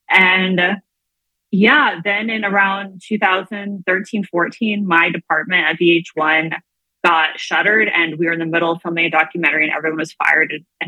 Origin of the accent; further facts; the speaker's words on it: U.S. Virgin Islands; now in New York City, United States; I grew up in the Virgin Islands, and I still have like half of my soul there. I have a whole giant extended family down there and go down all the time.